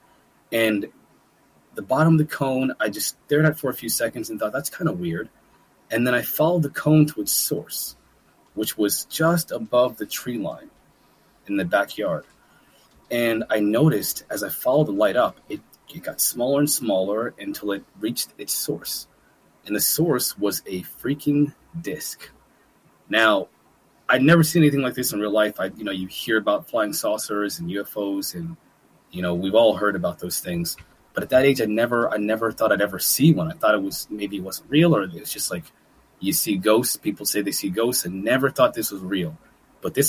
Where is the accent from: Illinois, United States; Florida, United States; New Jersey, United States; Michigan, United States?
New Jersey, United States; Manalapan; moved away as an adult; also born or lived in Trenton, New Jersey / Lewistown, Pennsylvania; now in Pennsylvania, United States; I was born in Trenton, New Jersey, actually, one of the worst places in the country. And I grew up in Manalapan, New Jersey, and Lewistown, Pennsylvania, together simultaneously.